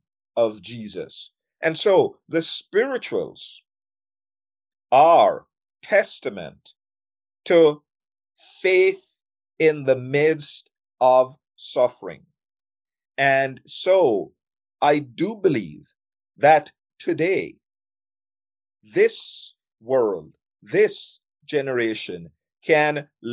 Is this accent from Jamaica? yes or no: yes; Jamaica; I'm from Jamaica